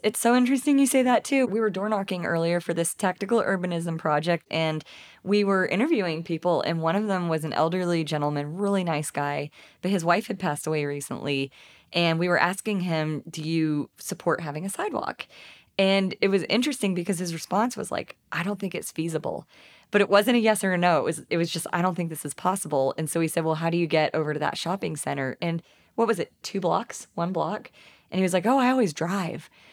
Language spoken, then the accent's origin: English; East Texas, United States; now in Fayetteville, United States; I'm from East Texas